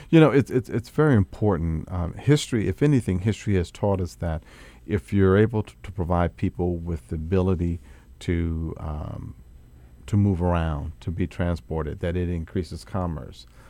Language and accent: English; Atlantic City, New Jersey, United States; moved away; That's my hometown